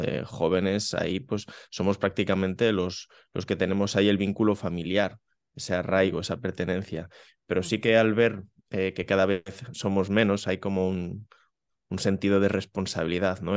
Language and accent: Spanish; Benissanet, Catalonia, Spain; aquí en, en mi pueblo, en Benisanet